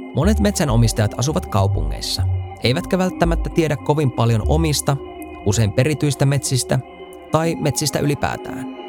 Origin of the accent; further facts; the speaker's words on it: Kemi, Lapland, Finland; Mä olen kotoisin paperipaikkakunnalta Kemistä.